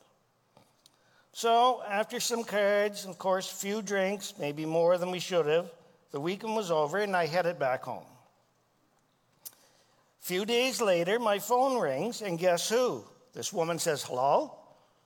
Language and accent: English; Miramichi, New Brunswick, Canada; I grew up outside of Chatham, New Brunswick, which is called Miramichi now, in a place called Black River Bridge.